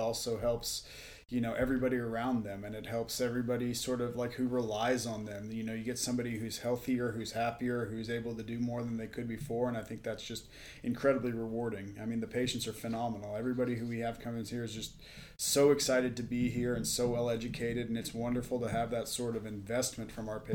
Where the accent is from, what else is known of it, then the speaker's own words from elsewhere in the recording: Dallas, Texas, United States; moved away as an adult; also born or lived in Stanford, California / Colorado / Madison, Wisconsin / Knoxville, Tennessee; now in Las Vegas, United States; I grew up in Dallas, Texas